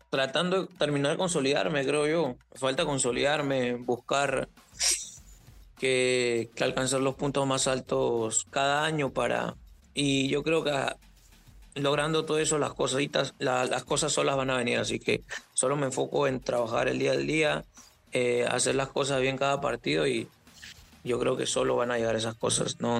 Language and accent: Spanish; Cajamarca, Peru; born there; also born or lived in Lima; Eh, yo nací en Cajamarca. Eh, ah, a raíz de unos problemas nos llegamos nosotros a Lima.